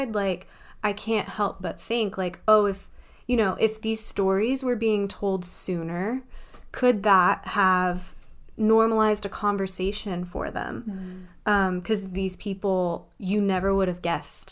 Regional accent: United States; growing up in America and being American

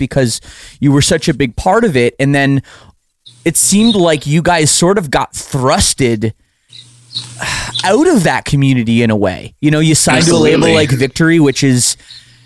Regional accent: Oakville, Ontario, Canada; I'm from Oakville, Ontario, you know, just a suburb of Toronto

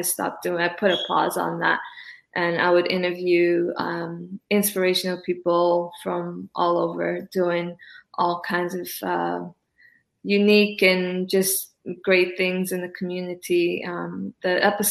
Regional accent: Cape Verde; also born or lived in East Coast, United States; now in West Coast, United States; I was born in Cabo Verde. I'm an island girl to the core

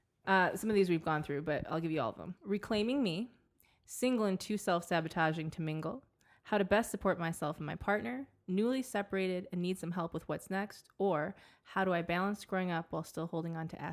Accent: Croatia; I'm from Croatia, 23, and a Sagittarius.

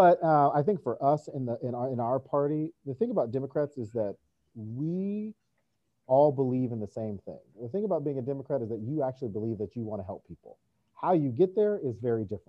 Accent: North Carolina, United States; I'm from North Carolina

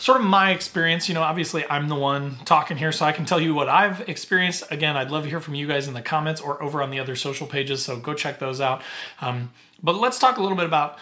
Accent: Southern Indiana, United States; growing up in Southern Indiana, I had been a camper my whole life

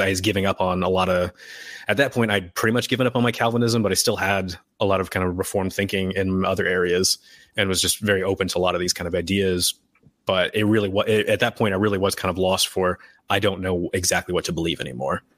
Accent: Indiana, United States; moved away as an adult; also born or lived in Georgia / Scotland; I grew up in Indiana and then, uh, moved around a lot for school.

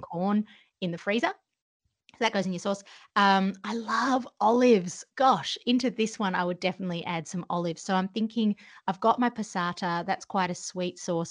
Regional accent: Georgia; moved away; I grew up uh, in a country called Georgia in the former Soviet Union.

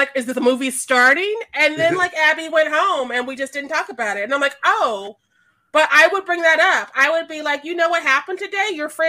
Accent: United States; as an American

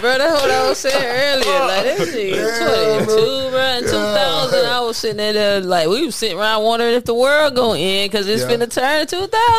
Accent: Jacksonville, Florida, United States; I'm from here, he ain't from here

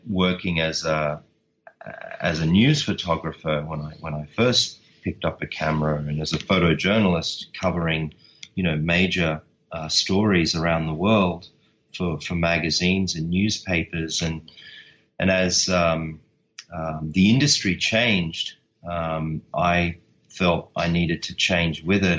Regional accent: Australia; I'm Australian

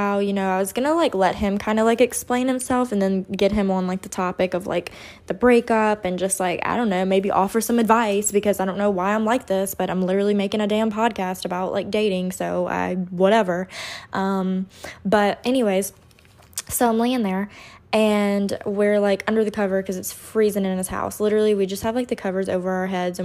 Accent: Baton Rouge, Louisiana, United States; I'm from Baton Rouge.

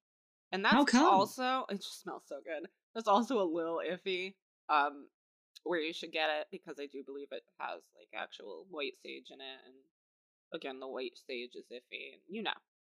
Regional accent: Ireland; I'm Irish.

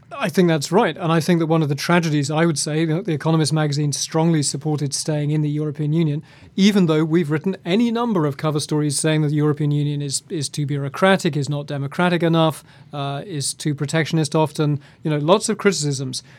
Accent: United Kingdom; moved away as an adult; now in Washington, United States; as a Brit. Uh, I'm half English, half Scottish. I feel British

